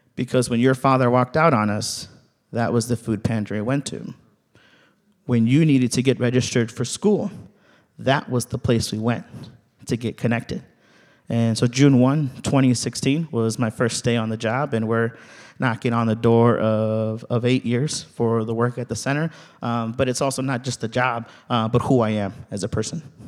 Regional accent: Ciudad Madero, Tamaulipas, Mexico; now in United States; I was born in Ciudad Madero, Tamaulipas, in Mexico

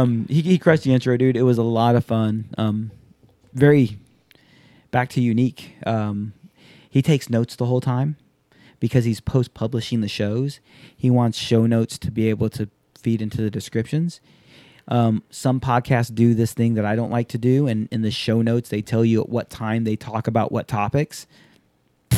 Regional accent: Alabama, United States; also born or lived in Japan / Hawaii / Tennessee; So you've heard me talk about, grew up in Japan, grew up in Hawaii, Tennessee, Alabama. I grew up in Alabama.

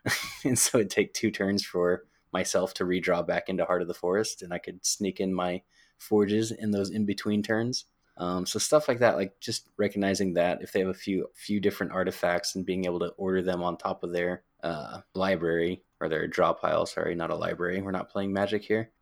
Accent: Pacific Northwest, United States; Pacific Northwest for life.

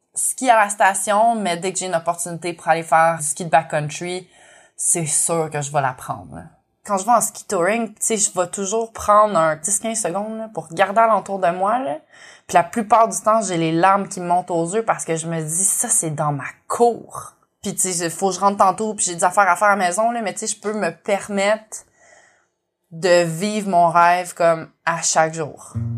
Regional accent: Montreal, Quebec, Canada; moved away as an adult; also born or lived in Kootenays, British Columbia; now in Nelson, Canada; Je suis aussi montréalaise d'origine je suis née et j'ai grandi à Montréal, puis j'ai déménagé dans les Kootenays en 2018

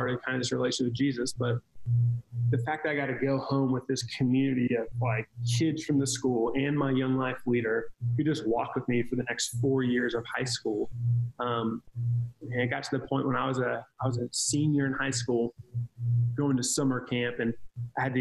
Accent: Cincinnati, Ohio, United States; I grew up kind of in Cincinnati, Ohio

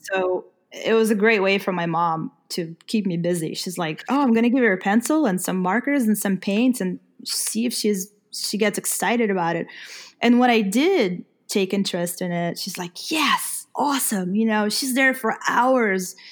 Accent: Ukraine; moved away; I'm from Ukraine

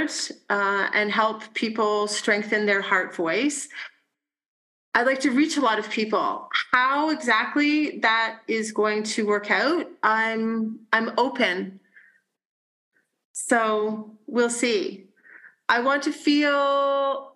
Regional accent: Burlington, Ontario, Canada; moved away; also born or lived in western Canada; Burlington, which is my hometown and my family's hometown

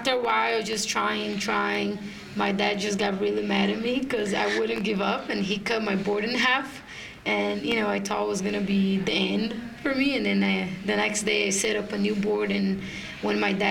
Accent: Brazil; in Brazil, my hometown

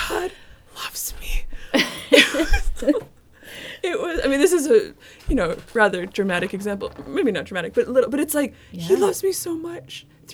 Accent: Canada; I'm from Canada

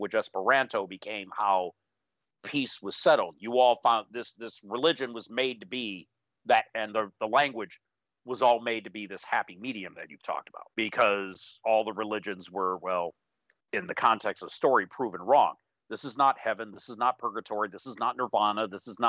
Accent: United States; I consider myself American

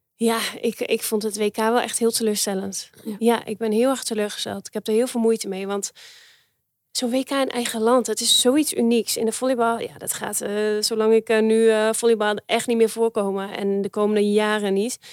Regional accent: Netherlands; wij eh, als Nederlanders

